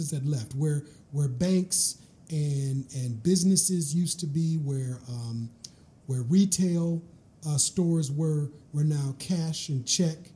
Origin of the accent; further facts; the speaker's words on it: Minneapolis, Minnesota, United States; growing up in Minneapolis, I experienced Minneapolis uh, especially on the south side where I grew up, uh, but also the north side where I ended up going to high school